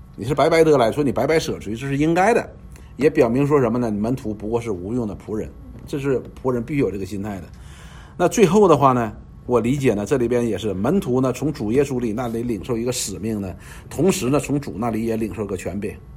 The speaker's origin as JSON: {"language": "Chinese", "country": "China", "said": "我们中国人"}